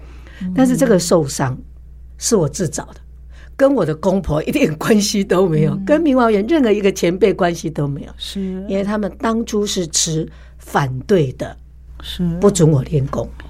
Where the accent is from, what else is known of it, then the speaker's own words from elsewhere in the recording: Taipei, Taiwan; 更疼惜我这个从台北嫁过来的新妇